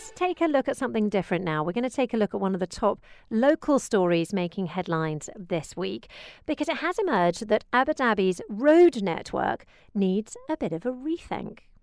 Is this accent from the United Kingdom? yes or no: yes; United Kingdom; now in Dubai, United Arab Emirates; I'm British